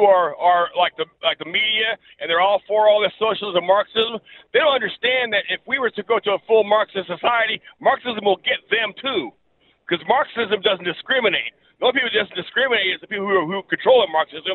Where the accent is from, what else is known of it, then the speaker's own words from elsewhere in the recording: Springfield, Illinois, United States; I'm from Springfield.